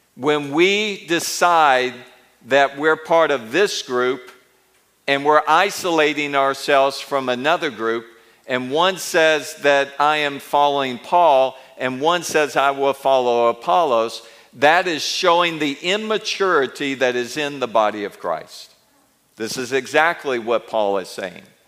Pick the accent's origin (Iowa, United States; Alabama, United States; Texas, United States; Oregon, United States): Alabama, United States; Mobile and Montgomery; moved away; also born or lived in India / Israel; when I grew up in Mobile and Montgomery